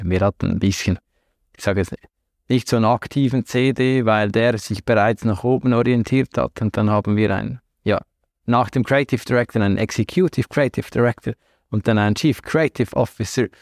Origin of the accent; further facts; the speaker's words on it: Central Switzerland, Switzerland; moved away as an adult; also born or lived in Salzburg, Austria / Hamburg, Germany; now in Zurich, Switzerland; Aufgewachsen und groß geworden in der Zentralschweiz, im Herzen der Schweiz.